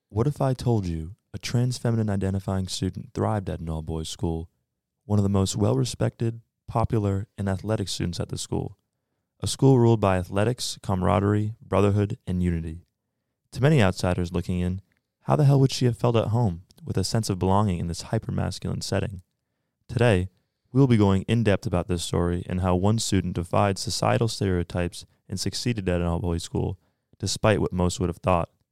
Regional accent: Bedford, New Hampshire, United States; I am from Bedford, New Hampshire, and I'm a junior at Colby

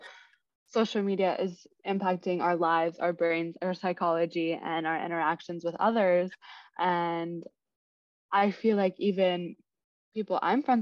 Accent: Kansas City, Kansas, United States; moved away as an adult; also born or lived in Des Moines, Iowa; now in New York City, United States; I'm originally from Kansas City, Kansas

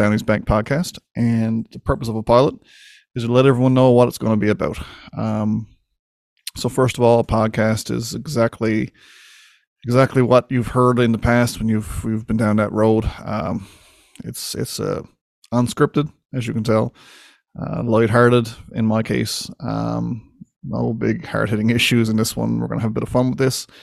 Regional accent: Winterton, Newfoundland and Labrador, Canada; my hometown of Winterton, Newfoundland

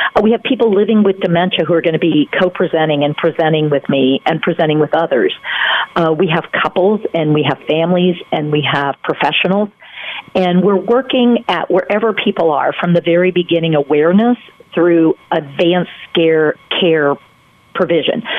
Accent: North Carolina, United States; I'm from North Carolina

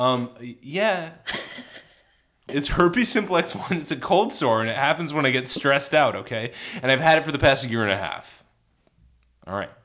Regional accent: Kansas City, United States; moved away; also born or lived in Chicago; I'm from, I grew up in Kansas City

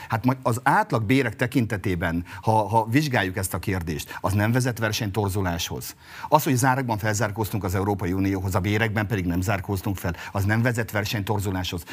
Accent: Mátra area, Heves, Hungary; ahonnan jövök Heves megyéből, a Mátrai körzetben

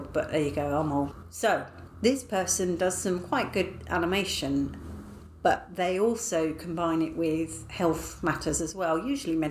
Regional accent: United Kingdom; I am British.

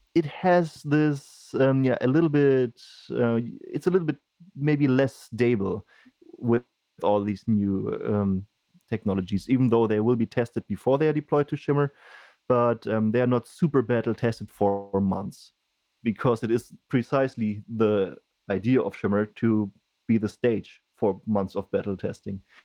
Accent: Germany; I come from Germany

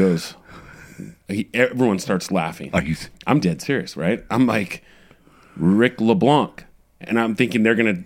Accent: San Jose, California, United States; I'm a Bay Area kid, born and raised in San Jose

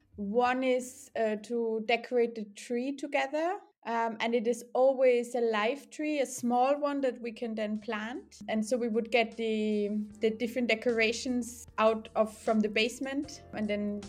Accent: Upper Austria, Austria; moved away; Even though I've lived abroad for a long time, I've never spent Christmas anywhere else than in my hometown where my parents still live. So it's a little village in Upper Austria.

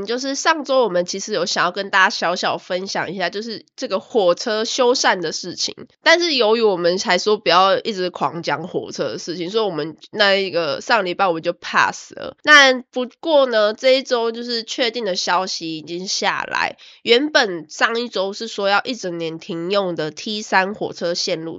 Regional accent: Taiwan; now in Australia; 身为一个台湾人

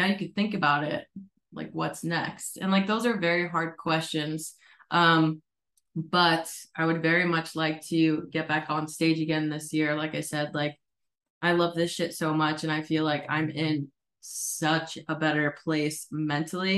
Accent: Connecticut, United States; moved away as an adult; also born or lived in Colorado; now in Arizona, United States; I grew up in Connecticut.

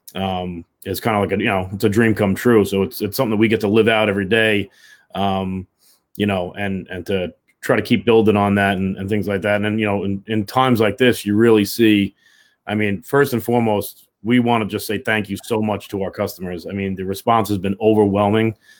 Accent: New York City, New York, United States; we're both from West Brighton. You know, we we grew up, you know, a block away from each other

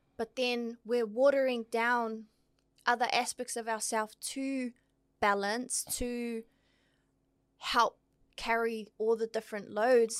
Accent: Auckland, New Zealand; born in Aotearoa, raised in the beautiful hood of Otara, South

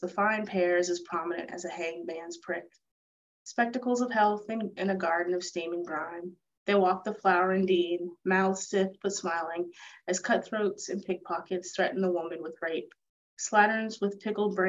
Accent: United States; I'm in the United States, I'm American

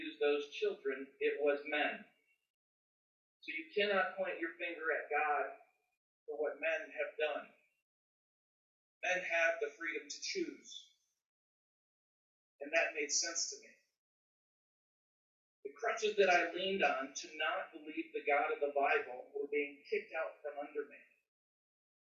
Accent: Midwest, United States; I am from the Midwest

